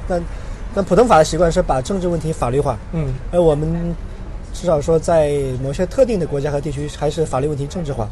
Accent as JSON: {"language": "Chinese", "region": "Sichuan", "country": "China", "also_born_or_lived": "United Kingdom", "moved": "as an adult", "lives_now": "Hong Kong", "said": "我会说我是四川人，我是大陆人"}